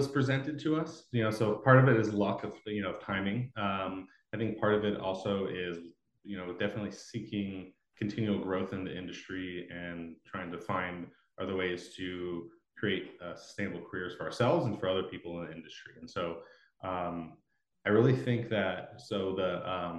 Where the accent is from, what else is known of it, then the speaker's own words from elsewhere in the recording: Los Angeles, California, United States; moved away as an adult; also born or lived in Oregon; I moved up from Los Angeles. I grew up there too